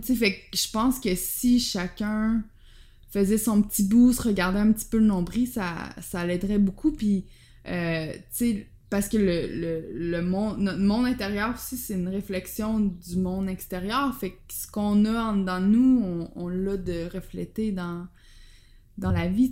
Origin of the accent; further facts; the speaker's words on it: Quebec, Canada; moved away as an adult; also born or lived in Amsterdam, Netherlands; je pensais que j'allais jamais revenir au Québec